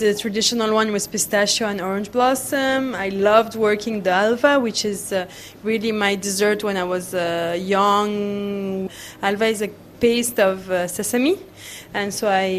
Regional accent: Aleppo, Aleppo Governorate, Syria; now in Paris, France; I grew up in Aleppo in a house where we had cedra

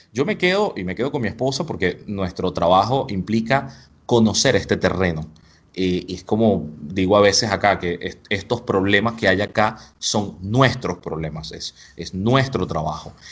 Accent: Spain; Yo soy español, pero siento que en España soy un buen turista.

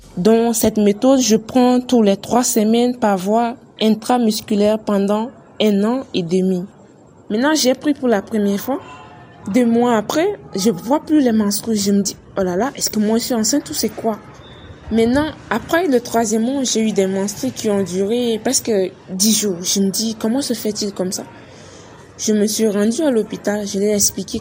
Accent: Chad; chez nous au Tchad

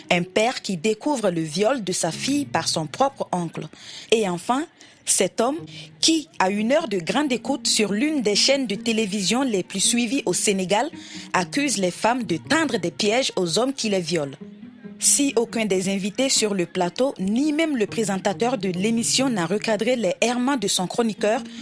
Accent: Burkina Faso; mes parents m'envoyèrent au Burkina Faso, mon pays d'origine, afin de poursuivre mes études jusqu'à l'université.

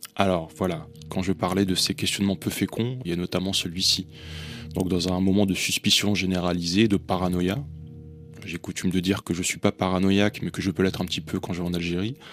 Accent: Valenciennes, Hauts-de-France, France; je suis né à Valenciennes, tout en haut de cette France où il fait froid

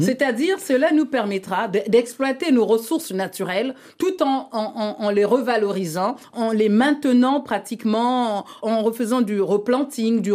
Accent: Republic of the Congo; le bassin du Congo, dont je suis issue, la République du Congo

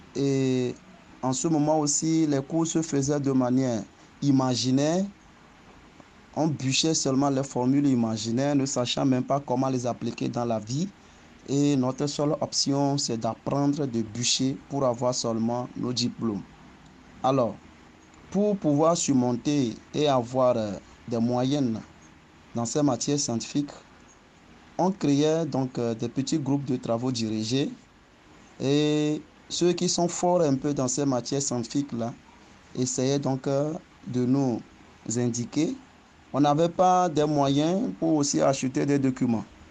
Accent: Agopala, Maritime, Togo; also born or lived in Lomé; Je suis togolais et je viens du village d'Agopala, dans la préfecture du Zio, plus précisément commune Zio 3. J'ai commencé le cours primaire à Agopala

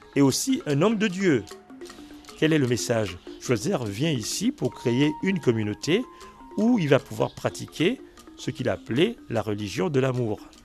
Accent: Lambaréné, Moyen-Ogooué, Gabon; also born or lived in Port-Gentil; je suis né à Lambaréné.

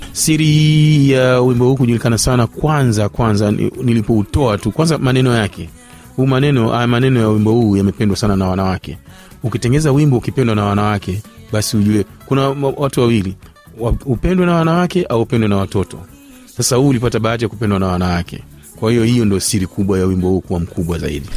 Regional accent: Tanga, Tanga Region, Tanzania; moved away as an adult; also born or lived in Kenya / Japan; Tanga, mimi nimesomea Tanga, nimezaliwa Tanga nikosomea Tanga

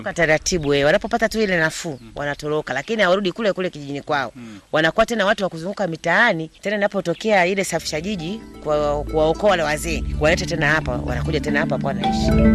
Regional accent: Mtwara, Tanzania; moved away as an adult; now in Shinyanga, Tanzania; mi ni mwenyeji wa Mtwara

